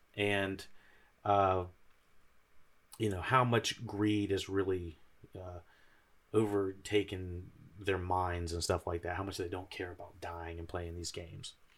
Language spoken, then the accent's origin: English; United States; I'm an American